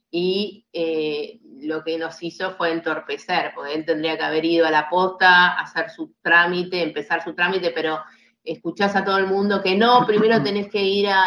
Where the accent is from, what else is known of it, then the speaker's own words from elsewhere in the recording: Argentina; nosotros somos argentinos y somos emprendedores